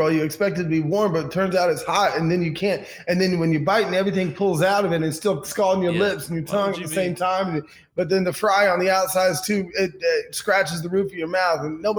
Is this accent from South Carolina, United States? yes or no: yes; South Carolina, United States; I grew up on South Carolina beaches.